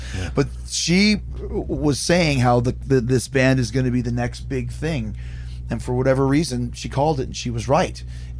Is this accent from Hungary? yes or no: no; Canada; also born or lived in Winnipeg; We're so Canadian here.